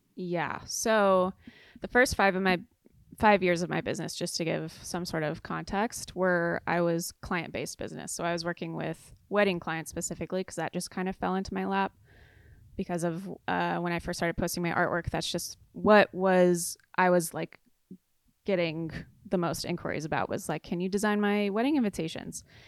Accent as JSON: {"language": "English", "town": "San Clemente", "region": "California", "country": "United States", "also_born_or_lived": "Chicago", "moved": "as an adult", "said": "I'm from San Clemente"}